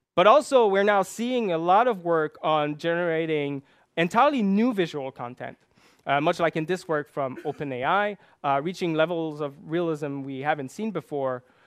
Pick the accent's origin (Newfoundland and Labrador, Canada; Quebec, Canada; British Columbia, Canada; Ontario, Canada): Quebec, Canada; English is a second language; I grew up in Quebec, one of the largest French-speaking province in, uh, Canada.